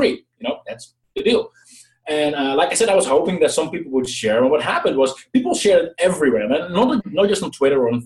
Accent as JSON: {"language": "English", "country": "Netherlands", "said": "I'm from the Netherlands"}